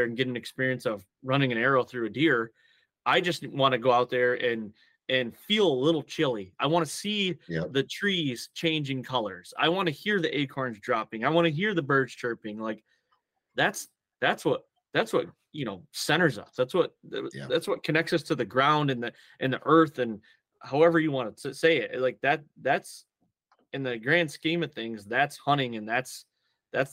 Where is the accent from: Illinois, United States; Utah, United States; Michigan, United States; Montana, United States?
Michigan, United States; so I grew up in Michigan in a heavy tradition, deer hunting tradition